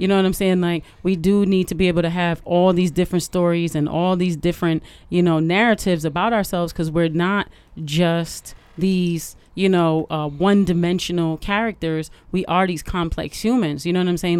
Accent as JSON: {"language": "English", "town": "Detroit", "region": "Michigan", "country": "United States"}